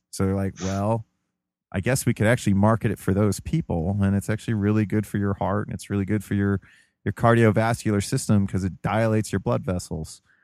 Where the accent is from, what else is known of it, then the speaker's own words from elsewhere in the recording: United States; also born or lived in Ohio; as an American, you know, um, our main religion is individualism